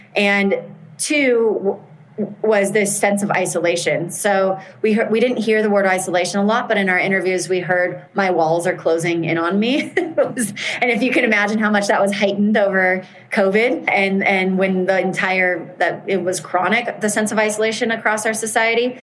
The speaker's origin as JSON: {"language": "English", "country": "United States", "said": "I'm American"}